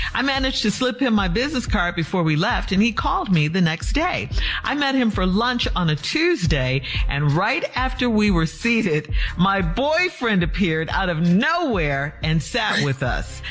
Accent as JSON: {"language": "English", "town": "Chicago", "region": "Illinois", "country": "United States", "tie": "born or raised there", "said": "growing up in Chicago"}